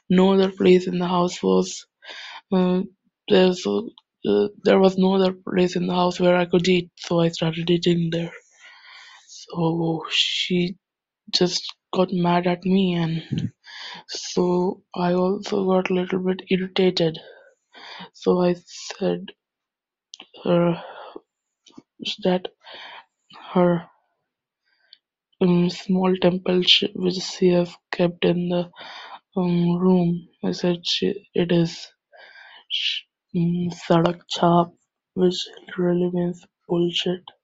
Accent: India; I'm from India. And I belong to a very religious, or should I say, superstitious Indian Hindu family.

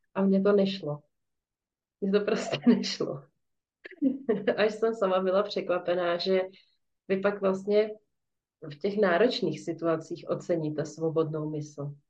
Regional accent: Czechia; tady u nás v Čechách

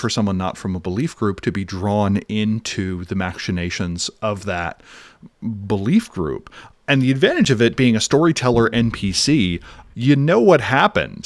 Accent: Philadelphia, Pennsylvania, United States; as a Philadelphian

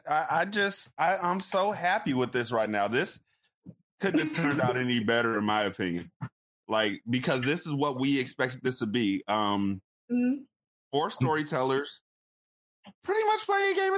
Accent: Sacramento, California, United States; I was born and bred in Sacramento

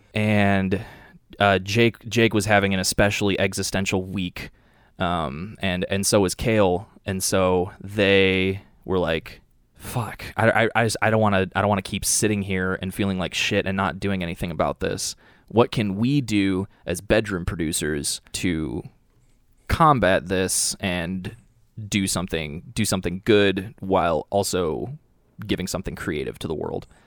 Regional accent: Cleveland, Ohio, United States; now in Chicago, United States; I grew up in Cleveland, Ohio

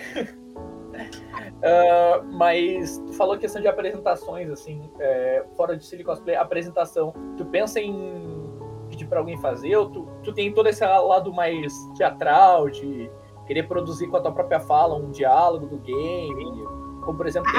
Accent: South Region, Brazil; eu sou do Sul

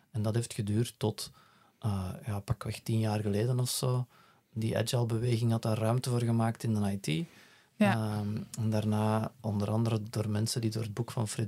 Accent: Betekom, Flanders, Belgium; ik ben hier vlakbij eh, opgegroeid en eh, geboren

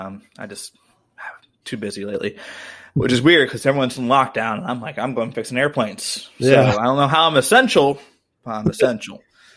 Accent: Missouri, United States; I'm from Missouri.

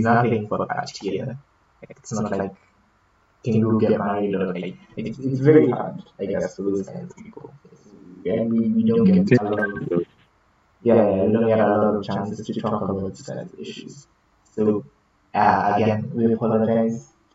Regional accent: Canada; because we're Canadian.

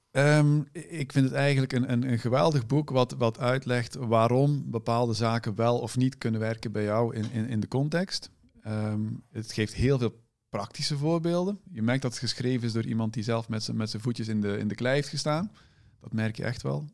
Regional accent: Moerbeke, Flanders, Belgium; moved away as an adult; also born or lived in Ghent, Belgium; now in Netherlands; ik kom oorspronkelijk uit Vlaanderen

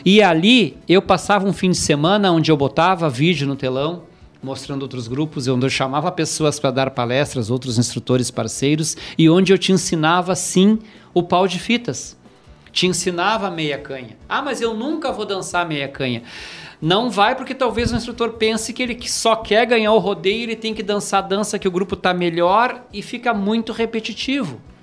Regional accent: Rio Grande do Sul, Brazil; a gente é apaixonado por o Rio Grande do Sul por ser gaúcho

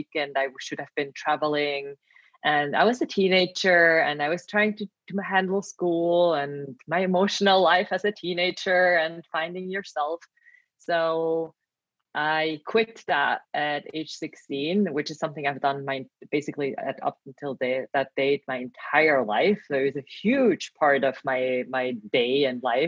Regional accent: Switzerland; moved away as an adult; now in Milan, Italy; I am Swiss national, born and raised here

